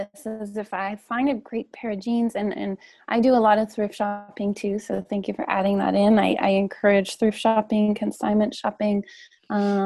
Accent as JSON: {"language": "English", "country": "Canada", "said": "I'm Canadian"}